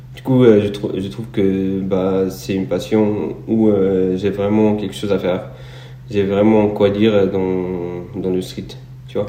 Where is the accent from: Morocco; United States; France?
Morocco; je suis un athlète marocain, nationalité. je suis né au Maroc